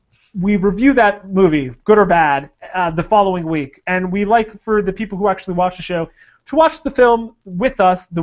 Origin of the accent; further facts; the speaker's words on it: Pacific Northwest, United States; we are from the Pacific Northwest